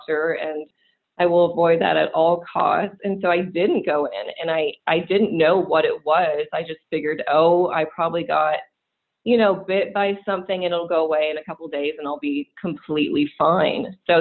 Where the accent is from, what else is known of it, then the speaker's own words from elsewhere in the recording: California, United States; moved away as an adult; also born or lived in Greenville, South Carolina; now in Atlanta, United States; I grew up in California